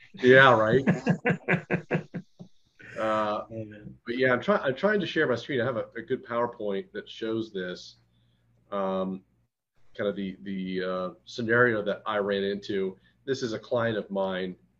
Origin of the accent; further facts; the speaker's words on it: Detroit, Michigan, United States; moved away; I'm originally from Detroit